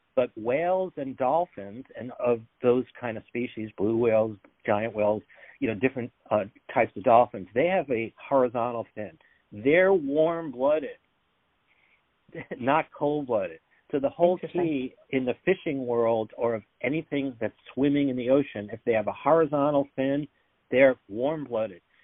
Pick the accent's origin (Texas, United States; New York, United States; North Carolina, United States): New York, United States; I'm from New York